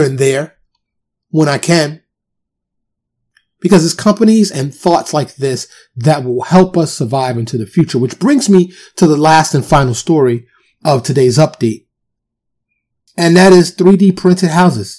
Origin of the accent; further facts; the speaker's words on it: New York City, New York, United States; moved away as an adult; also born or lived in California / Florida; now in Dallas, United States; I'm from New York, born and raised